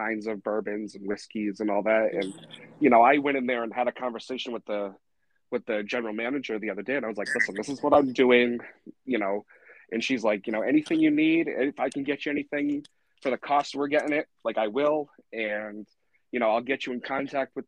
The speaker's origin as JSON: {"language": "English", "region": "Massachusetts", "country": "United States", "said": "I'm from Massachusetts"}